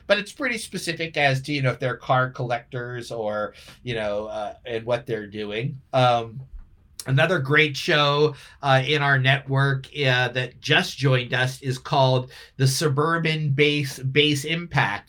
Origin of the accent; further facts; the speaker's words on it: Philadelphia, Pennsylvania, United States; I grew up in Philly with the rock stations there